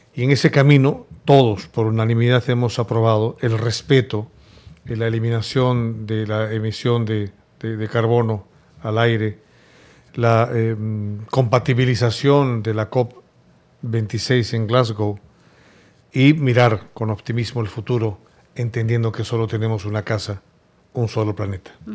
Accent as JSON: {"language": "Spanish", "country": "Peru", "also_born_or_lived": "Spain", "moved": "as an adult", "said": "Yo viví por 15 años en España. Yo me considero un PEX, un peruano exterior"}